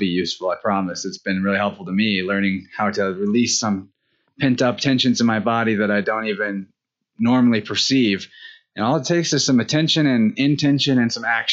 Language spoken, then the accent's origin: English; Springfield, Missouri, United States; Springfield Metaphysical Fair is in my hometown, Springfield, Missouri